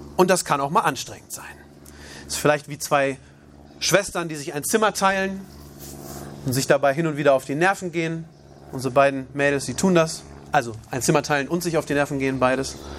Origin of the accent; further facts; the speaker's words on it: Germany; also born or lived in Uganda; als Deutscher